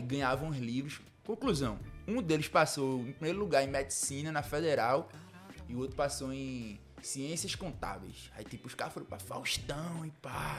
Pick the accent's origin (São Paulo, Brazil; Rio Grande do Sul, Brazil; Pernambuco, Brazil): Pernambuco, Brazil; Jaboatão dos Guararapes; also born or lived in Ceará; lá no meu bairro eu sou de Marcos Freire